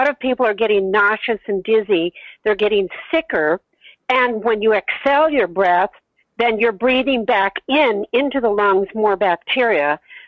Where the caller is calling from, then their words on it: Los Angeles, California, United States; I'm calling from Los Angeles, California.